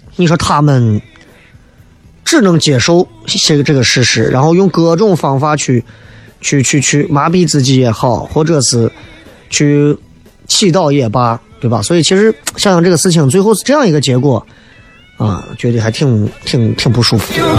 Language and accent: Chinese; Xi'an, Shaanxi, China; accent: Xi'an dialect; 因为我的西安方言不算是标准的